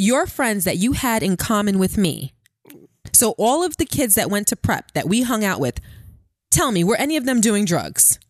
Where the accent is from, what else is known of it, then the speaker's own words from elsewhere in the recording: New York City, New York, United States; also born or lived in Queens; I grew up in Brooklyn and then Queens.